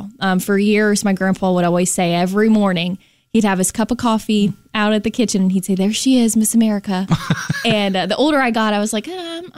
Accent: West Palm Beach, Florida, United States; also born or lived in Jacksonville / Naples; So lived in Jacksonville, grew up in the West Palm Beach area.

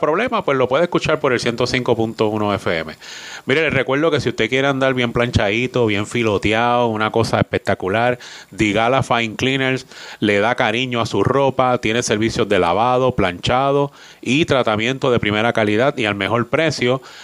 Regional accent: Maunabo, Puerto Rico; allí me crié yo, en el Batey Colombia

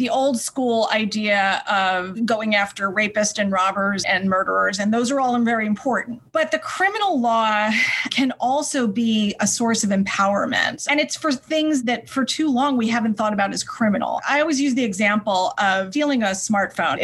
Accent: New York, United States; since I was from New York, of course, I wanted to come back here

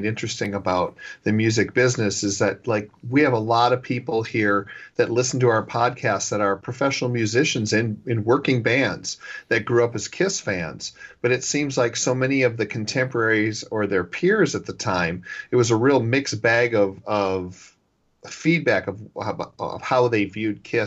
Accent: Minneapolis, Minnesota, United States; our co-host, Michael and I grew up in Minneapolis

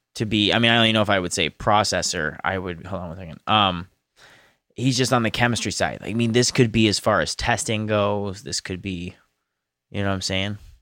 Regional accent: United States; as Americans

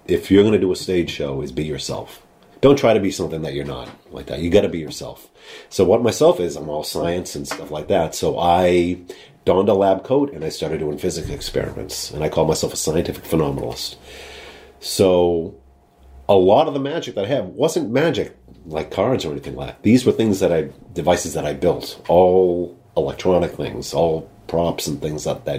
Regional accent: New England, United States; I grew up in New England

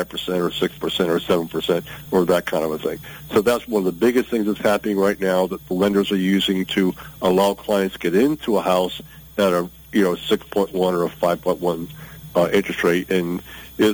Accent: Michigan, United States; moved away; I grew up in Michigan

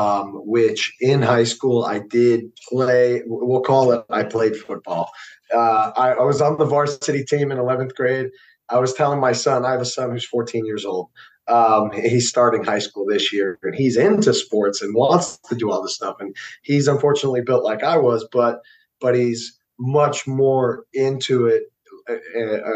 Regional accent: Fort Lauderdale, Florida, United States; also born or lived in St. Augustine, Florida; I'm originally from South Florida, like Fort Lauderdale area

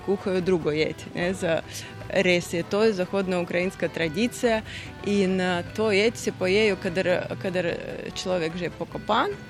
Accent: Russian Far East, Russia; moved away; moje otroštvo je bilo na Daljem vzhodu Rusije

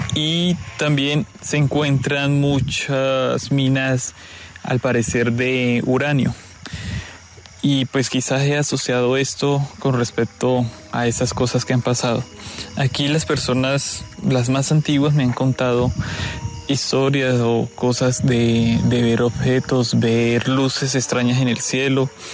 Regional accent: Pacarní, Huila, Colombia; Soy del corregimiento de Pacarní. Es en el municipio de Tesalia. Queda al suroccidente del departamento del Huila.

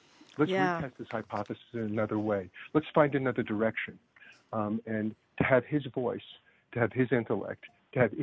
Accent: Long Island, New York, United States; also born or lived in Brooklyn, New York; I grew up on Long Island, which people don't usually admit

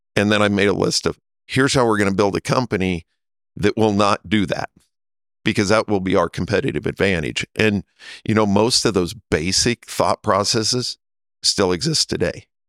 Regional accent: Nebraska, United States; moved away as an adult; also born or lived in Kansas City; I grew up in Nebraska

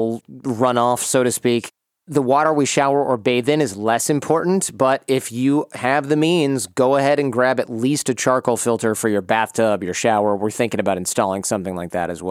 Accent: Michigan, United States; I grew up in Michigan as a middle-class white dude, so we wore our shoes all through the house

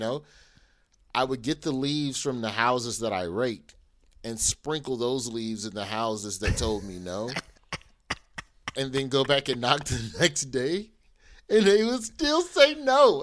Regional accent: Birmingham, Alabama, United States; I am from Birmingham, Alabama.

